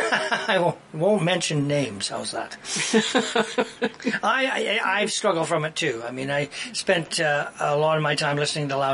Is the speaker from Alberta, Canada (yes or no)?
yes; Edmonton, Alberta, Canada; now in Prince George, Canada; I grew up in Edmonton